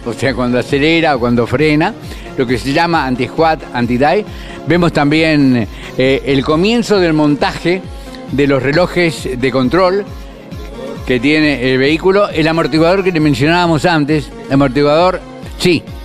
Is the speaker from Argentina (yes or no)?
yes; Argentina; como argentino y amante del auto